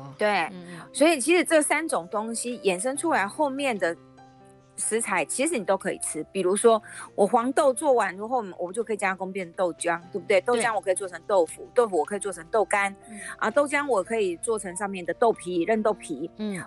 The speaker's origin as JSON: {"language": "Chinese", "country": "Taiwan", "said": "就是我们台湾人吃动物性的比例都是"}